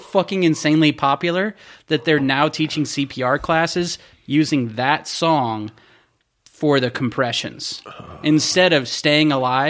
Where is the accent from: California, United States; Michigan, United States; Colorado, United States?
Michigan, United States; I always wore a Detroit Tigers hat because I was from Michigan.